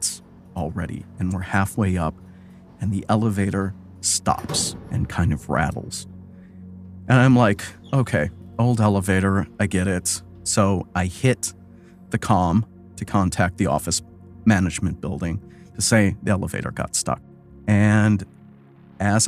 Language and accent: English; Wisconsin, United States; moved away as an adult; also born or lived in Chicago; I grew up in Wisconsin. I joined the Army and left, and I never really went back after